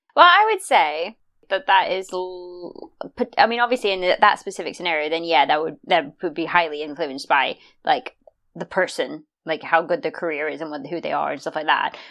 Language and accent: English; United States; I'm American